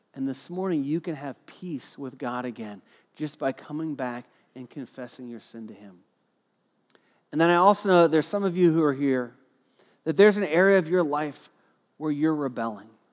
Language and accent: English; Cincinnati, Ohio, United States; I grew up in Cincinnati, Ohio, and I went to Kings Island as a kid